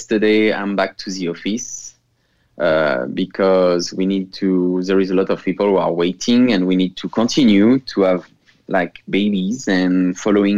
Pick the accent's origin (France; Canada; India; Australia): France; accent: French; English is a second language; now in Las Vegas, United States